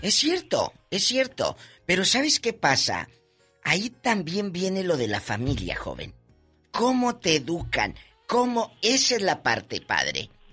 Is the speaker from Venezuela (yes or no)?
no; Matamoros, Tamaulipas, Mexico; moved away; mi tierra, Matamoros, Tamaulipas